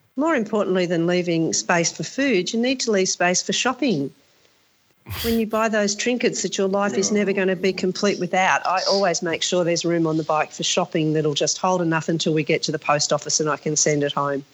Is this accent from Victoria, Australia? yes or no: no; Sydney, New South Wales, Australia; when I was growing up in Sydney, all of my friends had bikes